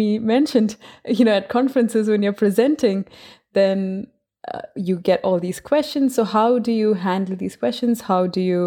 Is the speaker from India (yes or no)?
yes; India; I'm from India. The culture that I grew up in is one where there's very strict hierarchy.